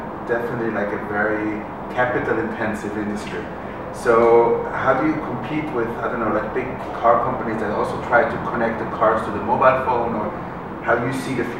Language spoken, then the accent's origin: English; Switzerland; I'm originally from Switzerland